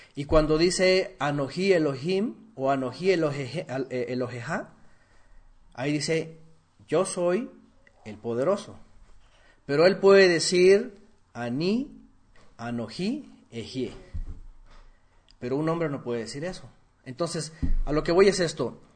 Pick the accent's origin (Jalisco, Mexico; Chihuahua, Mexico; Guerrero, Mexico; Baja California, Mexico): Guerrero, Mexico; Allá en mi pueblo, en Guerrero, hay gente que come sangre.